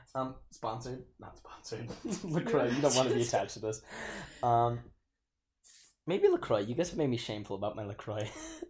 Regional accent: Rochester, Minnesota, United States; I am from Rochester, Minnesota. I'm majoring in biochem right now

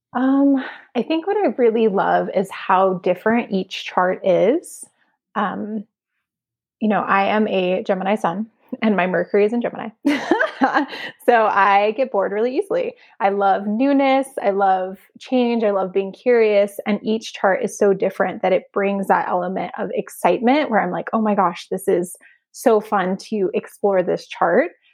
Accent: Arizona, United States; now in California, United States; where I grew up, it was, it's in this really small town in Arizona

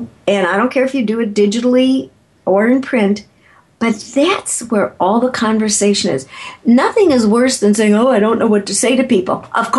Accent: Chicago, Illinois, United States; If you find out that I'm from Chicago and you're from Chicago and we both like deep dish pizza

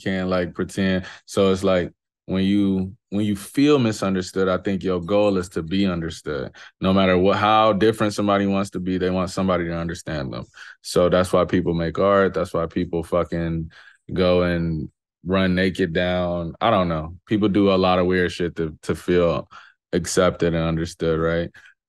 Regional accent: Chicago, Illinois, United States; I'm from Chicago for sure.

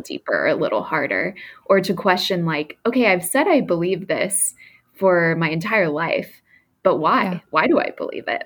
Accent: Texas, United States; now in New York, United States; I was raised in the South in a Christian family, specifically in Texas

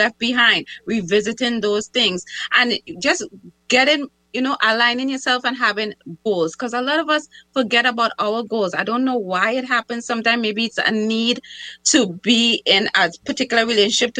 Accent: Trinidad & Tobago; now in United States; I'm from Trinidad

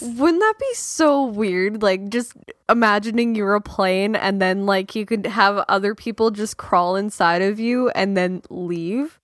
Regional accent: Canada; being Canadian

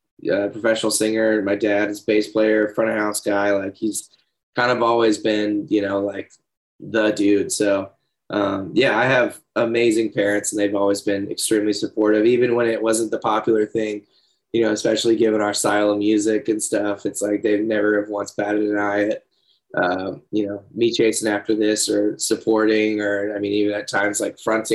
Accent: Leesburg, Florida, United States; also born or lived in Georgia / Ocala, Florida; I was born in Leesburg, Florida. I lived there until fourth grade

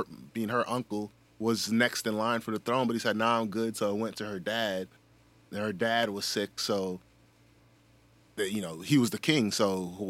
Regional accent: Germany; born there; Shit, I was born in Germany.

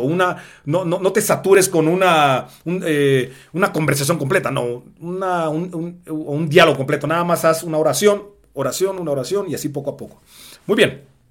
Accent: Mexico; el negro más guapo, blaxicano

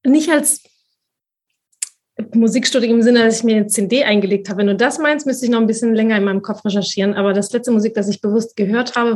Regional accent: Spain; aber ich bin ja Spanierin mit spanischen Eltern und spanischen Vorfahren, in Spanien geboren, äh, ich habe auch, ich bin natürlich sprach, äh, zweisprachig aufgewachsen

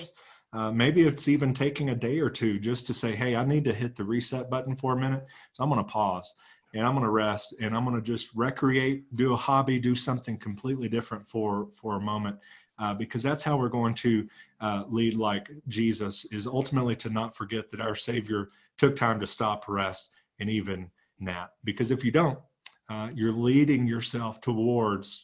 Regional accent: Texas, United States; we're both from Texas

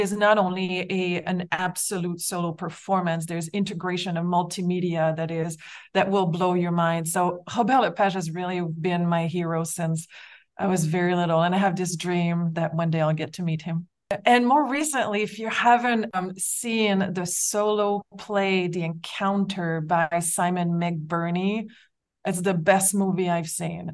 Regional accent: Quebec City, Quebec, Canada; my hometown of Quebec City

